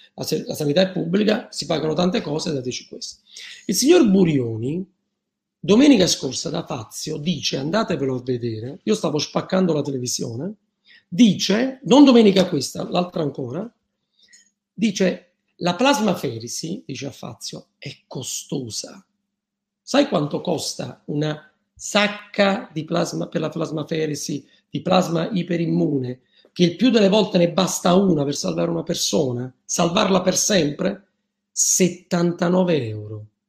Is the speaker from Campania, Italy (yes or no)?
yes; Naples, Campania, Italy; io sono partenopeo